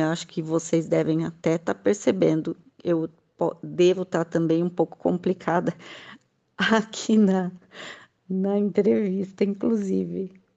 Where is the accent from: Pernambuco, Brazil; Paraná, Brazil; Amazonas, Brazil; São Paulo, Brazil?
São Paulo, Brazil; Mogi das Cruzes; sou de Mogi das Cruzes, São Paulo